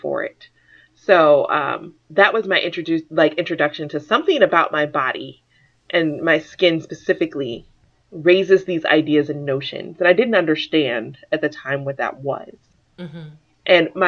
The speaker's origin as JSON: {"language": "English", "town": "Atlanta", "region": "Georgia", "country": "United States", "tie": "born or raised there", "also_born_or_lived": "St. Louis, Missouri / Virginia / West Virginia / Texas", "moved": "as an adult", "lives_now": "Philadelphia, United States", "said": "I was in Atlanta by the time I was in third grade, and then spent the rest of my life in Atlanta, specifically College Park inside of 285"}